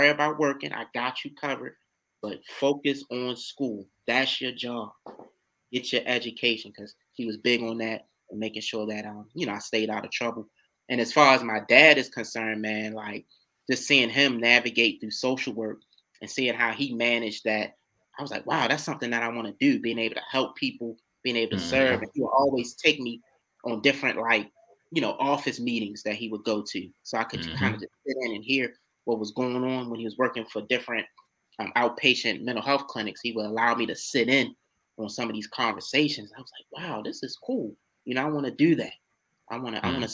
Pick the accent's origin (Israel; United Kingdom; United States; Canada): United States; Baltimore, Maryland; growing up in East Baltimore